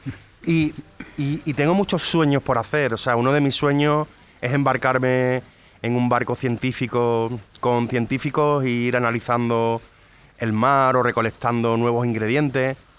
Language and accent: Spanish; Cádiz, Andalusia, Spain; also born or lived in France; Soy gaditano de cojones